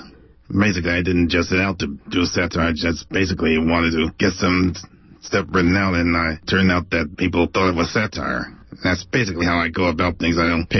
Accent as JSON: {"language": "English", "town": "Oakland", "region": "California", "country": "United States", "tie": "born or raised there", "also_born_or_lived": "Alameda", "said": "Well, yes, although I never actually lived in Alameda. I was raised in Oakland."}